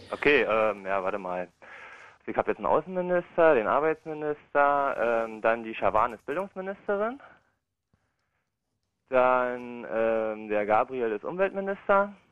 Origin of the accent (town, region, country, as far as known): Brandenburg, Germany; born or raised there; now in Berlin, Germany